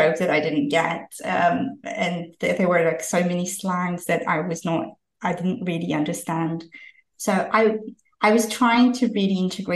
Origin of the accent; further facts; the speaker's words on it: Georgia; moved away as an adult; also born or lived in London, United Kingdom; I'm originally from Georgia, a small country in Eastern Europe. I moved to London when I was 18 to study.